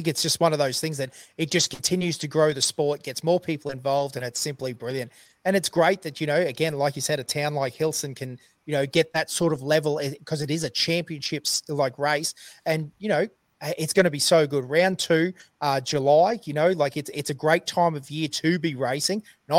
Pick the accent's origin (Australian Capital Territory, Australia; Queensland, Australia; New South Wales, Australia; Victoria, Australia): Queensland, Australia; central; We're from Queensland, central Queensland even, so we don't even know what snow looks like